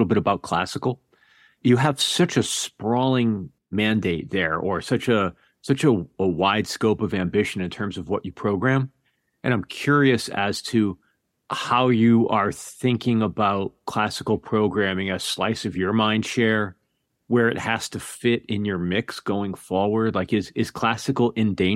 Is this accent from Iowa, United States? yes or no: no; Connecticut, United States; also born or lived in New York; now in West Coast, United States; I'm on the West Coast now, but I grew up in Connecticut and spent a couple of decades in New York